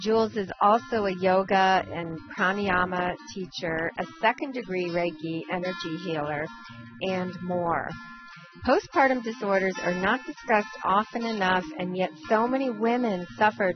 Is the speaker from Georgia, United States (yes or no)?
no; Euclid, Ohio, United States; I was born in Euclid, Ohio